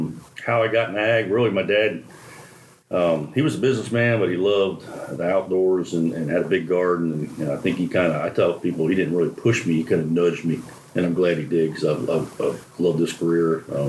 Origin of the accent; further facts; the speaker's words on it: New Jersey, United States; moved away as an adult; also born or lived in Pennsylvania / Michigan; now in Georgia, United States; But I grew up in the South Jersey. And if you've been to New Jersey, you know the South is very south.